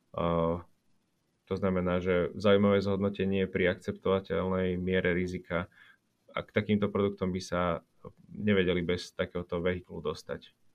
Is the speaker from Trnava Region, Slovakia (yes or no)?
no; Komárno, Nitra Region, Slovakia; a ja som z Komárna, tak ako ty pôvodom.